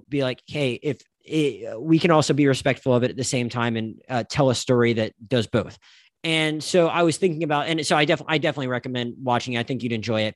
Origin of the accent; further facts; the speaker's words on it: the Panhandle of Florida, United States; moved away; I'm from the Panhandle of Florida